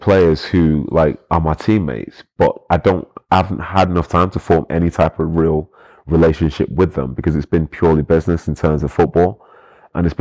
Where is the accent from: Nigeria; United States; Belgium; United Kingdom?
United Kingdom; Manchester, North West England; moved away as an adult; also born or lived in London; as a Mancunian